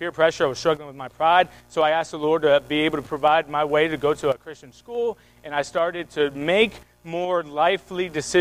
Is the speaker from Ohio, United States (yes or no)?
yes; Youngstown, Ohio, United States; moved away as an adult; also born or lived in Michigan; I'm from Youngstown, Ohio. Right? I'm a Buckeye